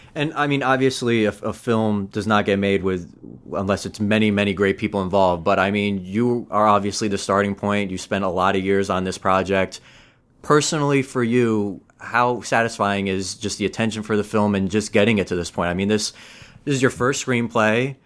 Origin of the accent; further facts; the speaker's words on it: United States; being born and raised in America